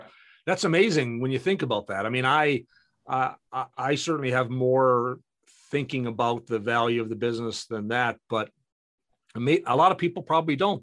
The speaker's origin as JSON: {"language": "English", "country": "Canada", "said": "in our household, we're both Canadian"}